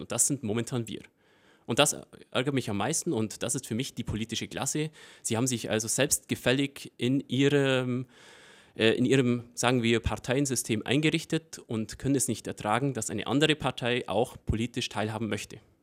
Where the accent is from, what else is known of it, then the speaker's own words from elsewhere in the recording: Breitenbrunn, Bavaria, Germany; accent: Allgäu dialect; in meiner ursprünglichen Heimat Breitenbrunn, wo ich aufgewachsen bin und wo meine Familie